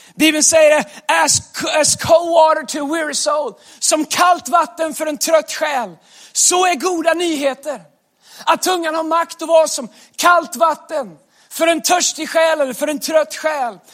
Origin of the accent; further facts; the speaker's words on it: Västergötland, Västra Götaland, Sweden; accent: Västgötska; moved away; där jag kommer ifrån, västgötskan